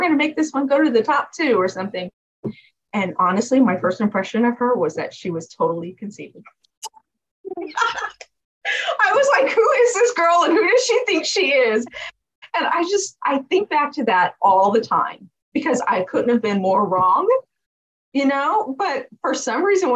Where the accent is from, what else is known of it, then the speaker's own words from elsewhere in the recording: California, United States; Been here my whole life.